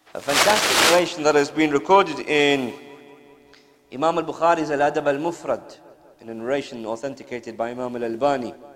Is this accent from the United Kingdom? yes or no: yes; United Kingdom; being born and raised in the UK and school and college and all that type of stuff